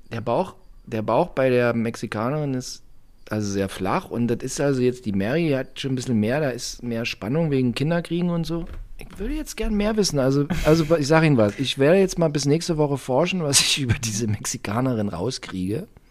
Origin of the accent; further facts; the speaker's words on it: Saxony, Germany; In Sachsen, meine Heimat